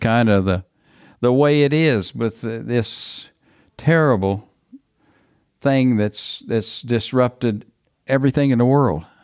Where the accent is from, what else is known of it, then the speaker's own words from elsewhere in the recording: Texas, United States; being a Texan